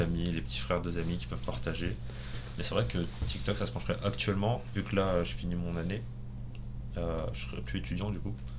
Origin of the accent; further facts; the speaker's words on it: France; nous en tant que Français euh, mathématicien à l'étranger